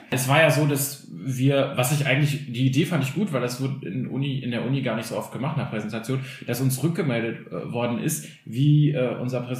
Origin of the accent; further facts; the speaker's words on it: Germany; first language Albanian; German is a second language; ich bin 1990 dann in Deutschland geboren und äh, meine Muttersprache ist Albanisch und mit dieser Muttersprache bin ich auch aufgewachsen.